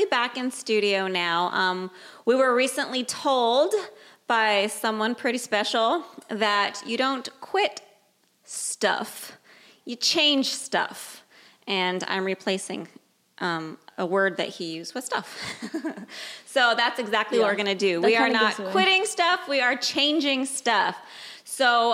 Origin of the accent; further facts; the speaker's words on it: Bay Area, California, United States; I was born and raised in the Bay Area